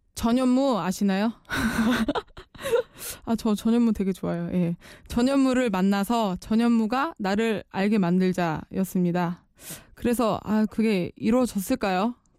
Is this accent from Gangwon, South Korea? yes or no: yes; Chuncheon, Gangwon, South Korea; moved away as an adult; 원래 집이 춘천입니다. 닭갈비로 유명한 강원도 춘천. 아시죠? 대학 시절 때부터 이제 자취를 시작했지만 대부분의 학창 시절을 춘천에서 보냈거든요.